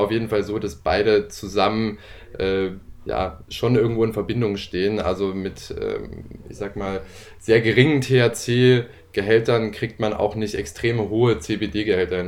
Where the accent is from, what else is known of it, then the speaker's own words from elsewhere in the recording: Leipzig, Saxony, Germany; gebürtiger Leipziger